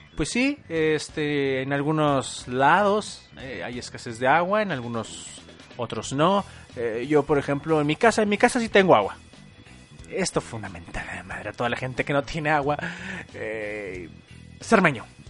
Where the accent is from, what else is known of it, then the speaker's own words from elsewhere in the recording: Torreón, Coahuila, Mexico; Torreón, Coahuila, eh, lugar de donde soy originario